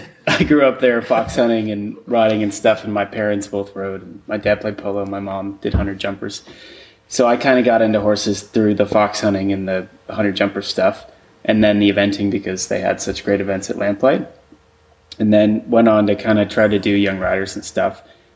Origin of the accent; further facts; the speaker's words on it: Wayne, Illinois, United States; So I'm from Chicago originally, in a suburb of Chicago called Wayne